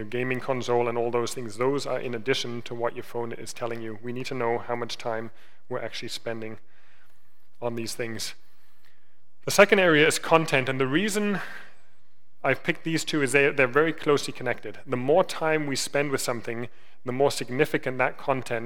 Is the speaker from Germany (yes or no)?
yes; Germany; moved away; I grew up in Germany. I grew up in Germany in the 90s.